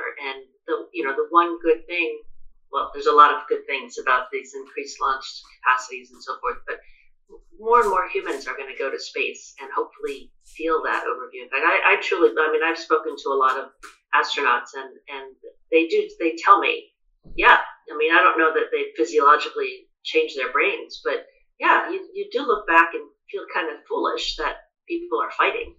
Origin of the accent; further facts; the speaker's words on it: United States; I'm American